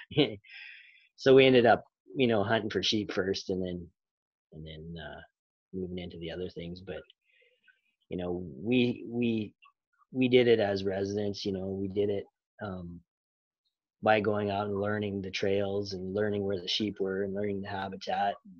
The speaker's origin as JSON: {"language": "English", "region": "Montana", "country": "United States", "tie": "born or raised there", "said": "I was born in Montana."}